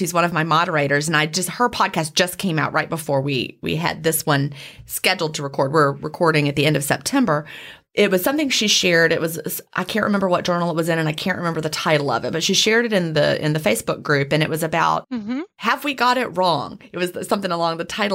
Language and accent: English; Southern United States, United States; accent: Southern; my Southern accent